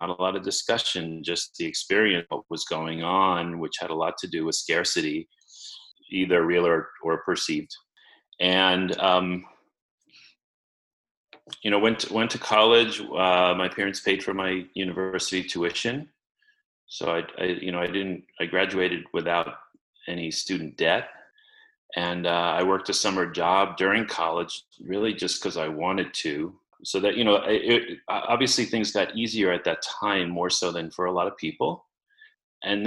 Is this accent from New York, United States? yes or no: yes; New York City, New York, United States; I grew up in Queens in New York City in a two-bedroom apartment with my parents and my brother